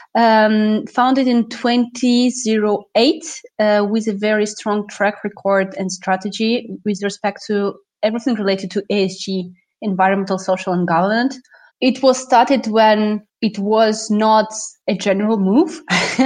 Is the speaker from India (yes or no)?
no; Russia; moved away as an adult; also born or lived in Moscow, Russia; now in France; I'm Russian-French, and basically I moved out from Russia to France to work on energy transition challenges.